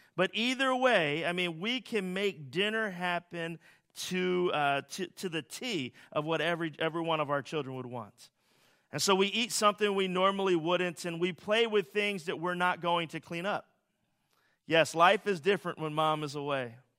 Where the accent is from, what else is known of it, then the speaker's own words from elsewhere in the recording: Philadelphia, Pennsylvania, United States; As a Philadelphian